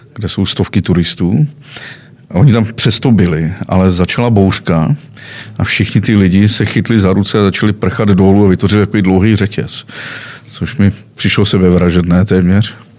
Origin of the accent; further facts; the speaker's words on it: Czechia; jsem Čech